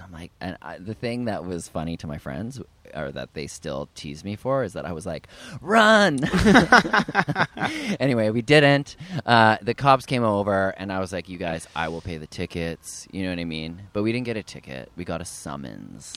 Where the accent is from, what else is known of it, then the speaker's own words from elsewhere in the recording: Ottawa, Ontario, Canada; now in United States; I grew up in Ottawa, Ontario, Canada